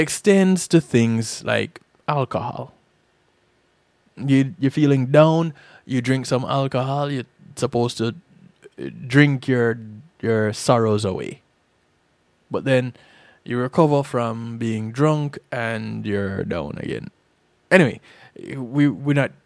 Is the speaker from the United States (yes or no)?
no; Jamaica; moved away; I didn't have that experience growing up in Jamaica.